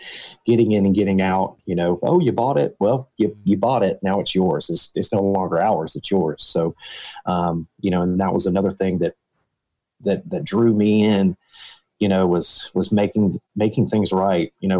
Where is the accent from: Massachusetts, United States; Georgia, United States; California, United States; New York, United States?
Georgia, United States; Harlem; also born or lived in Statesboro, Georgia; I was born and raised in Harlem